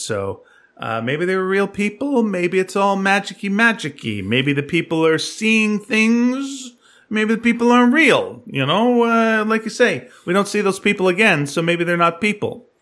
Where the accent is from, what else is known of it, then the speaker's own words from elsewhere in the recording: Montreal, Quebec, Canada; I was born in Montreal, I should know French